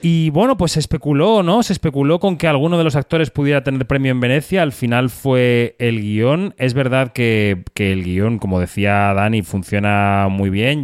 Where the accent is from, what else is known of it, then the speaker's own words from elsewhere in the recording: Spain; como español